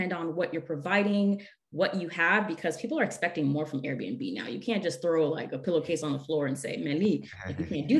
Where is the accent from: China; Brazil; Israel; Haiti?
Haiti; moved away; I'm originally from Laguna of Haiti, and we were from the mountains